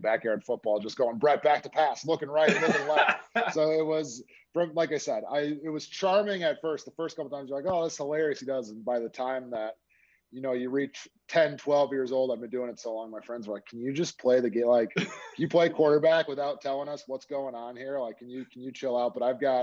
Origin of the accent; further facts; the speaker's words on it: Minnesota suburbs, United States; moved away; also born or lived in Nebraska; I'm actually from Minnesota originally. So I grew up in the Minnesota suburbs.